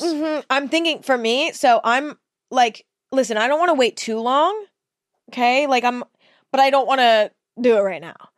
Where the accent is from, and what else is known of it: Northern California, United States; born or raised there